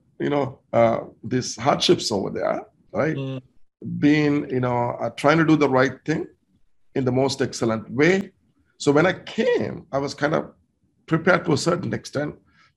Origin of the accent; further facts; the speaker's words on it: Colombo, Western Province, Sri Lanka; moved away as an adult; also born or lived in United States / Edmonton, Canada; now in Calgary, Canada; I was born and raised in Colombo, Sri Lanka